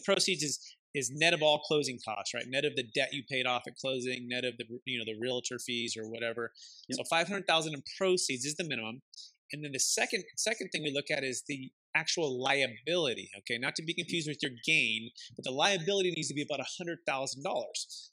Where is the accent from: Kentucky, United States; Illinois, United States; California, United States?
California, United States; Bay Area; my father he he built single family homes growing up in the Bay Area